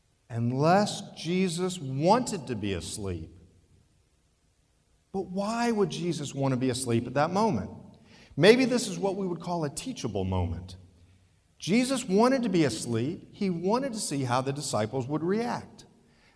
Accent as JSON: {"language": "English", "region": "Ohio", "country": "United States", "tie": "born or raised there", "said": "growing up in Ohio near the lake, we spent many weekends on the lake"}